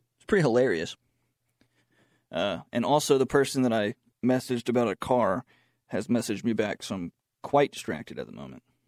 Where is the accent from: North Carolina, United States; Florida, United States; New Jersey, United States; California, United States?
North Carolina, United States; Charlotte; now in Boone, United States; I'm from Charlotte